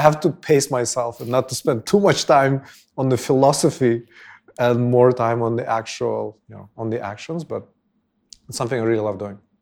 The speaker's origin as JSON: {"language": "English", "town": "Bishkek", "country": "Kyrgyzstan", "tie": "born or raised there", "said": "I was born and raised here in Bishkek."}